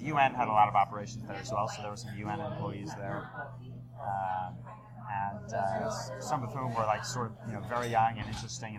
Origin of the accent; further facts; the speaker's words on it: Philadelphia, Pennsylvania, United States; moved away as an adult; also born or lived in United Kingdom / Virginia / Amman, Jordan / Yemen; now in New York, United States; I was born in the UK, but I moved to Philadelphia when I was a little kid. Well, I went through high school there until I was 18